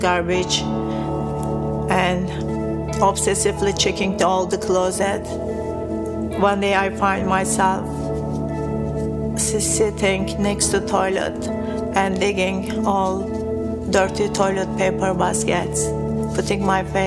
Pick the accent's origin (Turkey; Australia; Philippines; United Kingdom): Turkey; I was born a Muslim in Turkey.